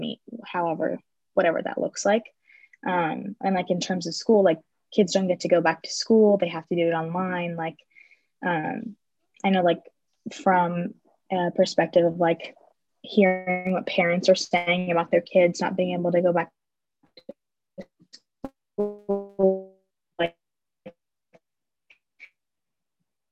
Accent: Las Vegas, Nevada, United States; moved away as an adult; also born or lived in Phoenix area; now in Phoenix, United States; I'm from Las Vegas.

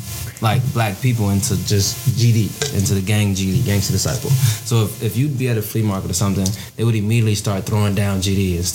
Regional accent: Tanzania; Nah, we're not fucking Ethiopian, motherfucker. I'm from Tanzania.

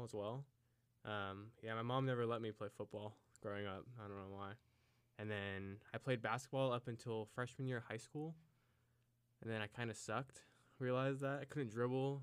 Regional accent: Salida, California, United States; also born or lived in Salem, Oregon; I'm from Salida, California, which is in the Central Valley down there.

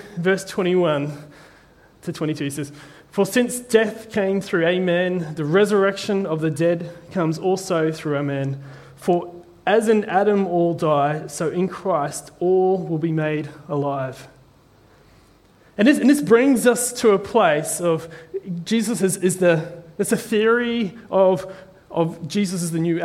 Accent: New Zealand; I'm from a little island called New Zealand

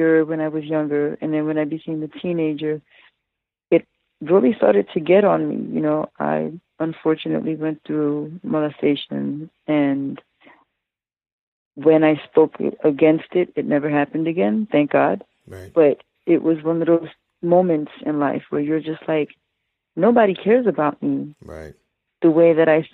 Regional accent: Trenton, New Jersey, United States; also born or lived in Coney Island, New York; I was born in Coney Island in New York, and I was raised in Trenton, New Jersey

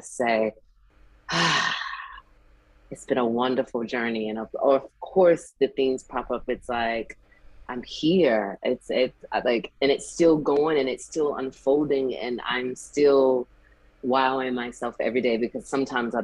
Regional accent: South Carolina, United States; Growing up in South Carolina, you know, you go to church with your family and everything

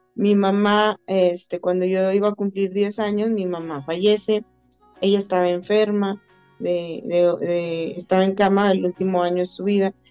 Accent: Saltillo, Coahuila, Mexico; yo soy originaria de Saltillo, Coahuila

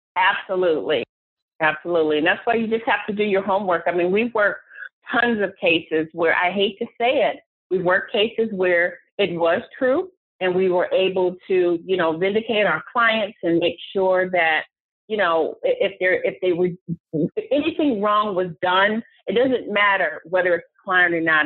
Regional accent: Cleveland, Ohio, United States; moved away as an adult; also born or lived in Atlanta, Georgia; I am from Cleveland, Ohio

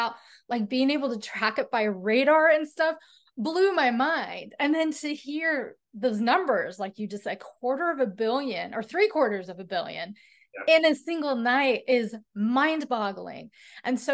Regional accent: Northern Idaho, United States; I grew up in Northern Idaho

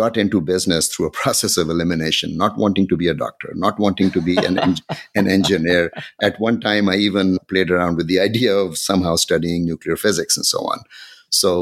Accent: Pakistan; moved away as an adult; also born or lived in Ankara, Turkey / Cincinnati, Ohio, United States / Bangladesh; now in Washington, D.C., United States; I grew up in Pakistan. I finished high school there

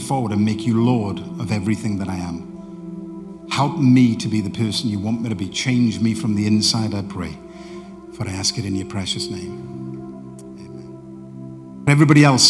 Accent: Welsh, Wales, United Kingdom; moved away; also born or lived in Barnsley / Doncaster; I'm a Welshman

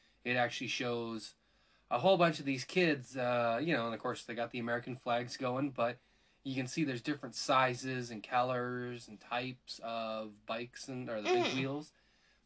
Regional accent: Canada; I said Z, I'm Canadian

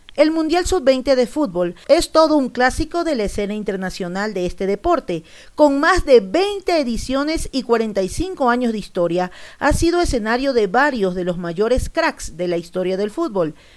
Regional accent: Ecuador; Yo soy ecuatoriano

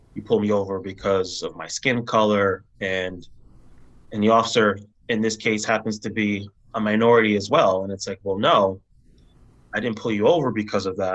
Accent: New Haven, Connecticut, United States; my community for which I was born and raised in New Haven

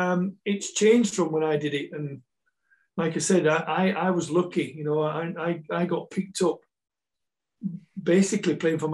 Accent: England, United Kingdom; also born or lived in Malta / Scotland / South Africa; I've always, always thought myself a Malteser, but no, I am English. Even though I moved to Scotland in 97, and that's where my house is in Scotland, so, I've been Malta, over to England, up to Scotland, in and out of South Africa a few times

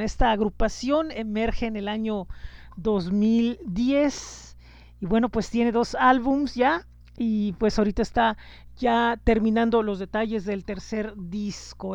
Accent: Tijuana, Baja California, Mexico; mi ciudad natal, que es Tijuana

